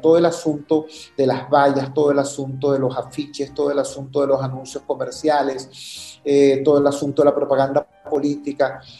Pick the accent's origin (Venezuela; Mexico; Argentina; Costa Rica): Venezuela; Caracas, Capital District; also born or lived in Valencia, Venezuela; así es como llegamos a Caracas y así es como llegamos a los Magallanes de Catia